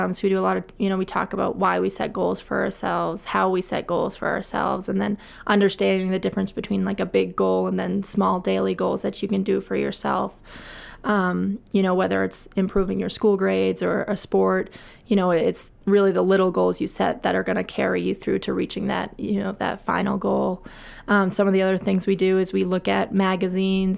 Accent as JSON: {"language": "English", "town": "Augusta", "region": "Maine", "country": "United States", "tie": "born or raised there", "said": "I grew up in Augusta, Maine, and I graduated from Coney High School in 2003"}